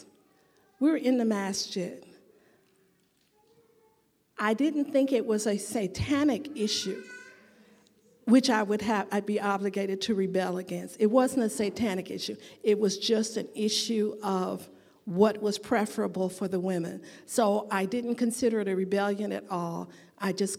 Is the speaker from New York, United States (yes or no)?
no; Chicago, Illinois, United States; I was born and raised in Chicago.